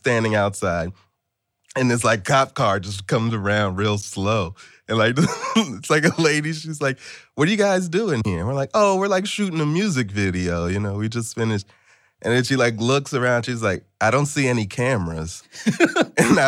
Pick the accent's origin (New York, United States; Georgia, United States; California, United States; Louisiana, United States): Georgia, United States; Atlanta; I grew up in Atlanta and spent like a good part of my formative years out there